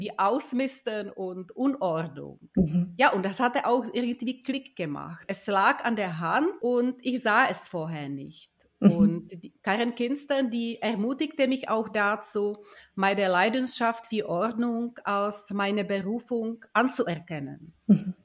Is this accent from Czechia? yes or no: yes; Czechia; moved away as an adult; also born or lived in Prague; now in Munich, Germany; Ich bin eine gebürtige Tschechin